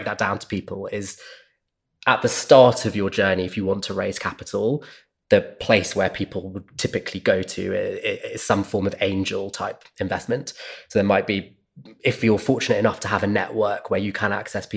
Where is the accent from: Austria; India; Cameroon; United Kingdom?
United Kingdom; also born or lived in Sydney, Australia; I grew up just outside London